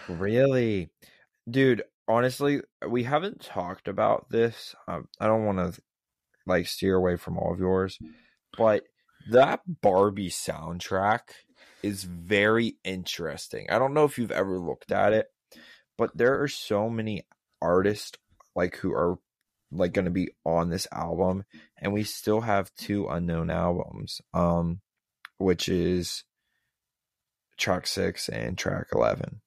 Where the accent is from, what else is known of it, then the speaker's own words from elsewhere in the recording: Pittsburgh, Pennsylvania, United States; we are from Pittsburgh